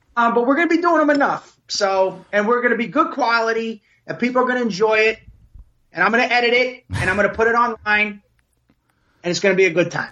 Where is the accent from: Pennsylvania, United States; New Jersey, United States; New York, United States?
New Jersey, United States; Passaic; also born or lived in Princeton, New Jersey / Plantation, Florida; I grew up in Passaic